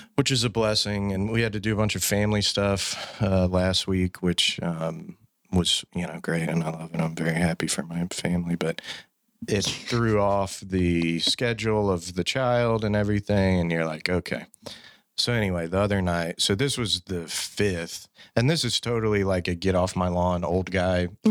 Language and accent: English; Fort Worth, Texas, United States; born and raised in Fort Worth